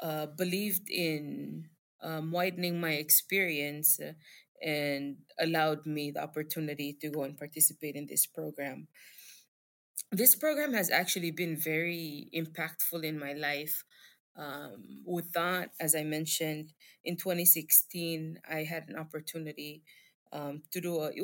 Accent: Palau; I'm from Palau, specifically a small state in Palau

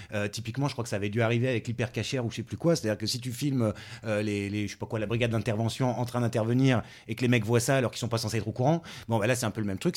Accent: France; on est français aussi

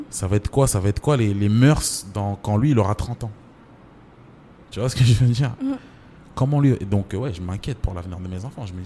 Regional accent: Mbambao, Anjouan, Comoros; C'est euh, moi, je suis de Mbambao.

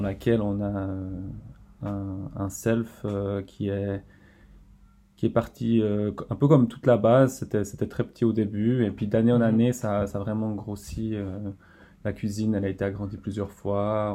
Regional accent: Estavayer-le-Lac, Fribourg, Switzerland; je viens d'Estabayer-le-Lac

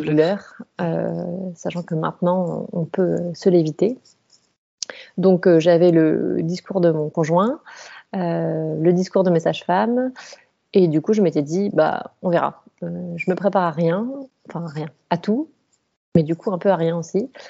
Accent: Colmar, Grand Est, France; je viens de la région de Colmar

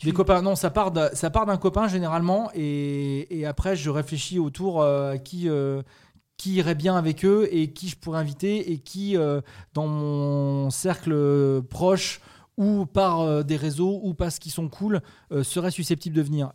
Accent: Saint-Étienne, Auvergne-Rhône-Alpes, France; moved away; also born or lived in Metz / Nantes; je suis de Saint-Étienne

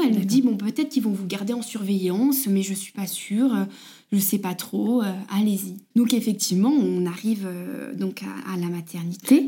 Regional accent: Bourg-en-Bresse, Auvergne-Rhône-Alpes, France; moved away as an adult; now in Arenthon, France; nous on vient pas du tout de la région de Haute-Savoie, on est de l'Ain vers Bourg-en-Bresse.

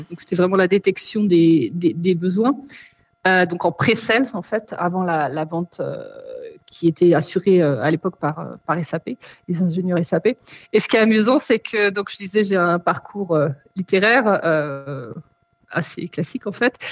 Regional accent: France; moved away as an adult; now in Germany; je suis française. Pourquoi je, je précise Parce que je vis depuis 12 ans en Allemagne

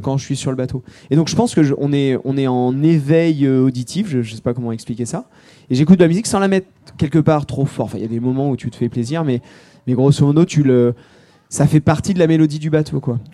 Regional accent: Charente, Nouvelle-Aquitaine, France; J'ai grandi en Charente

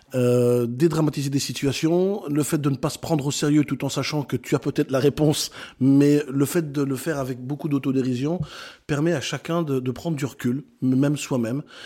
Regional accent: Brussels, Brussels-Capital Region, Belgium; moved away as an adult; also born or lived in Netherlands; now in France; je suis belge de naissance, je suis né à Bruxelles, j'ai euh, grandi euh, là-bas, à 18 ans je quitte la Belgique

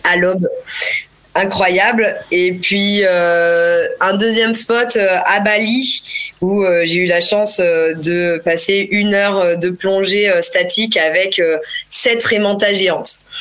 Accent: Clermont-Ferrand, Auvergne-Rhône-Alpes, France; moved away as an adult; je suis née et j'ai grandi en Auvergne, à Clermont-Ferrand précisément.

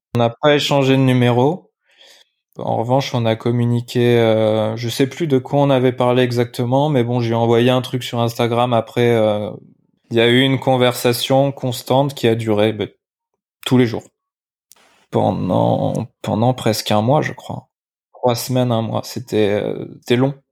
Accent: Limoges, Nouvelle-Aquitaine, France; now in Biarritz, France; je suis né à Limoges, donc je rentre à Limoges voir ma famille pour Noël.

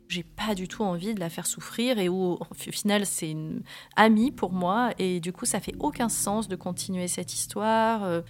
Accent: Var, Provence-Alpes-Côte d'Azur, France; je suis née dans le Var en 1979. C'est une vie dans le sud, un peu à la campagne. La maison, elle est toujours ouverte. On va à l'école à pied.

